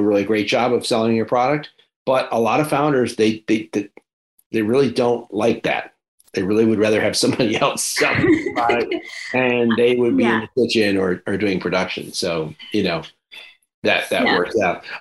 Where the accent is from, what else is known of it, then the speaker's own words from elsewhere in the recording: Geneva, New York, United States; moved away; also born or lived in Canandaigua, New York; I grew up in Geneva, so I was just up the thruway from Syracuse